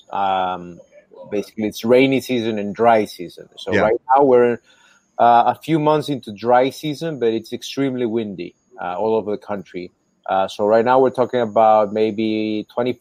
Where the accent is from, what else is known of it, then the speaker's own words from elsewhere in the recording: Nicaragua; I was born in Nicaragua. I was raised in Nicaragua. Born during the 1980s down here.